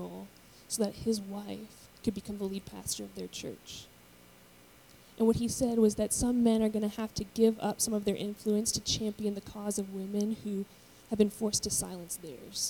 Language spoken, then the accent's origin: English; United States; I was born in America